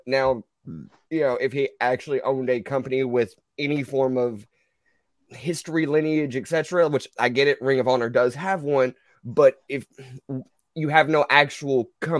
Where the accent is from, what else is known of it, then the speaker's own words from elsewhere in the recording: Louisville, Kentucky, United States; I was born in Louisville, Kentucky.